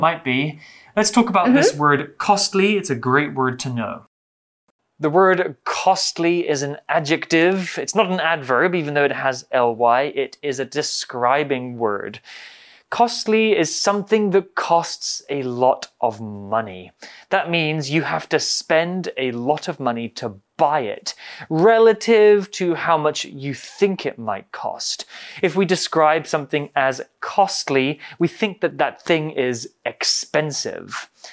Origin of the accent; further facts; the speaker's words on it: United Kingdom; In the UK, actually, in my hometown